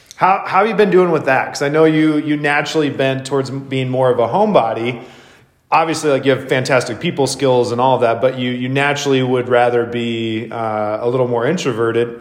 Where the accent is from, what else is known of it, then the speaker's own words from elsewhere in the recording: Wisconsin, United States; also born or lived in Seattle, Washington; now in Spokane, United States; I grew up in the Midwest where it was so much more common